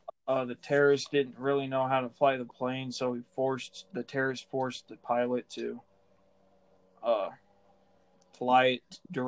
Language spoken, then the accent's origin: English; United States; as an American, that hurts